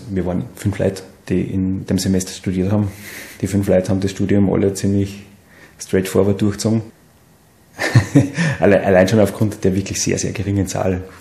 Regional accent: Seekirchen am Wallersee, Salzburg, Austria; Ich komme von einem Bauernhof in Seekirchen am Wallersee ähm, und wir haben drei Hektar Wald dabei gehabt.

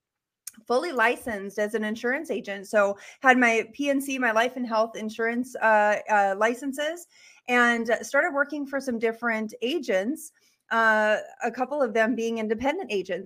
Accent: Bowman, North Dakota, United States; also born or lived in Bismarck, North Dakota; I'm from Bowman, North Dakota. That's where I was born and raised.

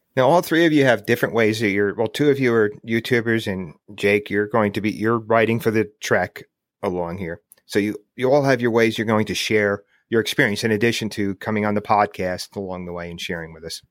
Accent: United States; I grew up outside New York City.

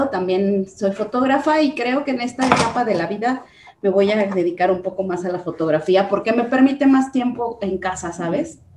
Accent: Guanajuato, Mexico; Pues eh, soy de Guanajuato Capital, pero soy hija de minero, entonces he viajado muchísimo.

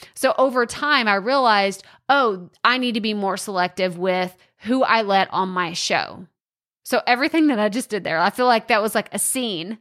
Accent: Texas, United States; accent: Texas twang; Maybe you like my accent. You love this Texas twang

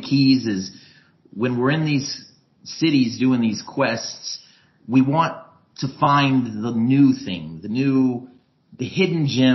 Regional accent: Tampa, Florida, United States; I'm from Tampa, Florida originally

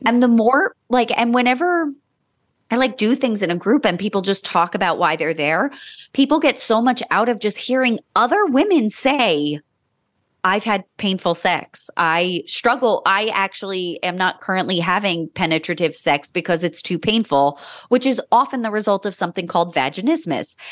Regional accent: Monmouth County, New Jersey, United States; I was born in Monmouth County, New Jersey, and was raised there

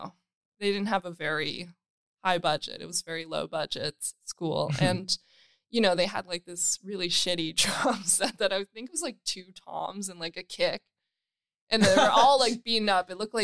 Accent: Toronto, Ontario, Canada; I grew up in North York.

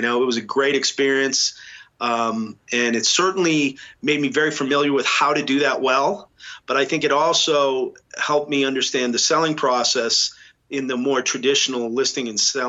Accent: Boston, Massachusetts, United States; when I was growing up in New England, interestingly enough, I went to a boys' school, a Jesuit boys' school in the city.

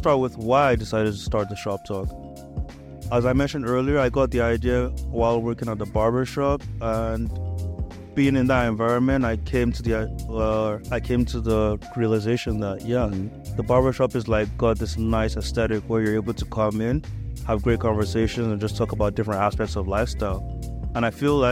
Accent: Nigeria; moved away as an adult; I was born and raised in Nigeria

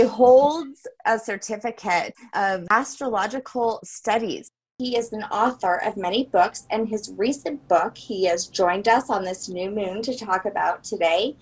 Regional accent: Louisiana, United States; I'm French, but I was born in Louisiana

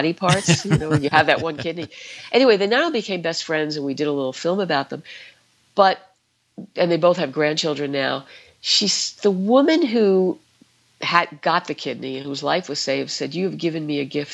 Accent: New York City, New York, United States; I grew up in the Bronx

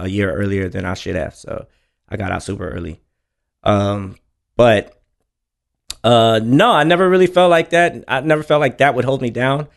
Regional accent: Houston, Texas, United States; also born or lived in Oklahoma / Dallas, Texas / Rowlett, Texas; Most of my time was spent in A Leaf

